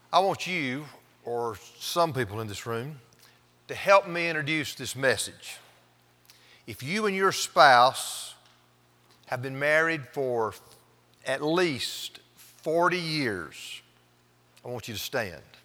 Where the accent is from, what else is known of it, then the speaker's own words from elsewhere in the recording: Pendleton, South Carolina, United States; moved away as an adult; also born or lived in Fort Worth, Texas; I was from Pendleton